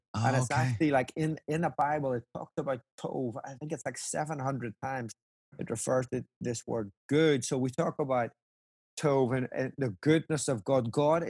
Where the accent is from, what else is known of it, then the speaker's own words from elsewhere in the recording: Ireland; obviously as an Irishman, it warms my heart that, Lord, maybe we could do this again.